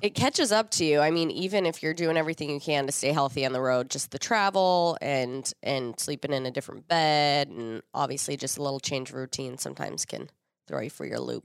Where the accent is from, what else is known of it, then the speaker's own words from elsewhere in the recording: Minnesota, United States; being a Minnesotan, I have every piece of cold weather gear that I could possibly need